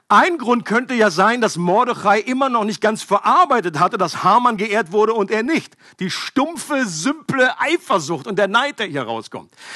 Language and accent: German; Germany; ich als Deutscher